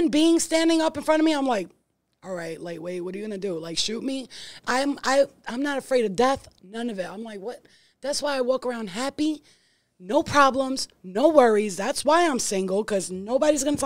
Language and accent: English; New York City, New York, United States; I'm from Staten Island, too